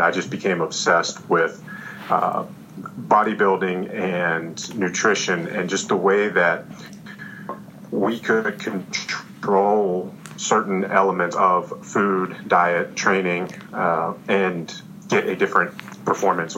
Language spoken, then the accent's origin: English; Roanoke, Virginia, United States; also born or lived in New York; my hometown, Roanoke, Virginia